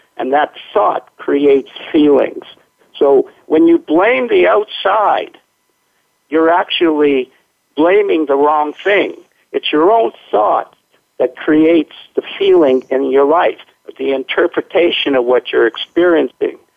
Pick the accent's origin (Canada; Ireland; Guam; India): Canada; Winnipeg, Manitoba; now in Tsawwassen, Canada; I was born in Winnipeg, which is the middle of, okay. of Canada, which is kind of like your Minnesota. And then I, uh, when I came out to the West Coast, it was so beautiful that I couldn't go anywhere else to live